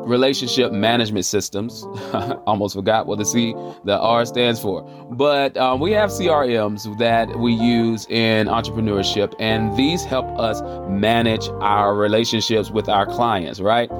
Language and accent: English; Charlotte, North Carolina, United States; if I'm saying y'all, you already know where I'm coming from. I'm coming from the South, the Queen City, Charlotte, North Carolina, the QC